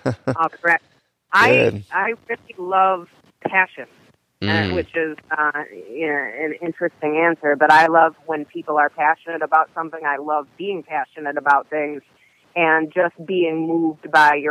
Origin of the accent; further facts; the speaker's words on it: Western New York, United States; I came from Western New York, where it's a small town, and I was raised in a middle-class Christian household